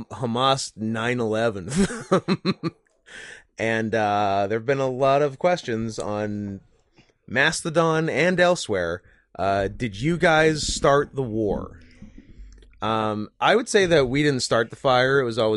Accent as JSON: {"language": "English", "region": "Texas", "country": "United States", "said": "Hey, I'm from Texas. You don't talk about a man's family."}